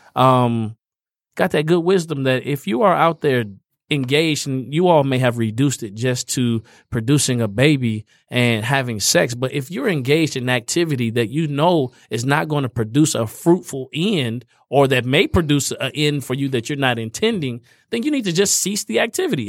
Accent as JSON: {"language": "English", "region": "Indiana", "country": "United States", "tie": "born or raised there", "moved": "yes", "said": "I'm a Indiana boy. So I grew up in Indiana."}